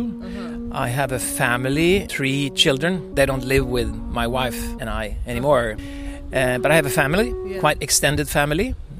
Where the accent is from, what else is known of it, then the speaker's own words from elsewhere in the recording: Sweden; I'm from Sweden.